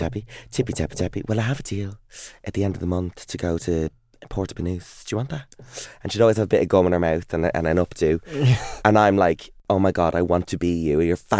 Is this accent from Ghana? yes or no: no; Ireland; also born or lived in Texas, United States; I'm Irish.